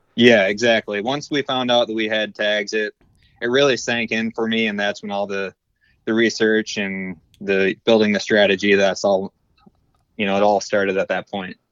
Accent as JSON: {"language": "English", "town": "Beal City", "region": "Michigan", "country": "United States", "tie": "born or raised there", "said": "I'm actually from Beale City, Michigan. I'm twenty-nine years old, and I've pretty much, uh, lived in this area my entire life"}